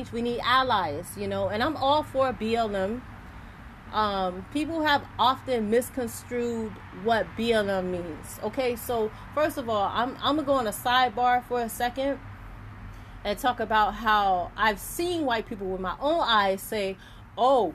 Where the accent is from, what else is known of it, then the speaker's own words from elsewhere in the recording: Miami, Florida, United States; I was born and raised in Overtown